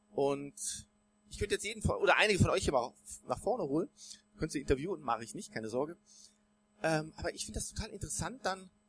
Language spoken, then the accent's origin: German; Bonn, North Rhine-Westphalia, Germany; also born or lived in Cologne; Ich bin in Köln geboren worden, dann in Bonn aufgewachsen, hab noch vier Geschwister, waren also zu siebt in der Familie